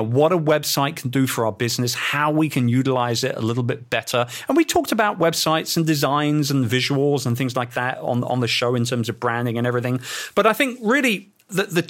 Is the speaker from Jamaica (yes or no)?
no; London, United Kingdom; my hometown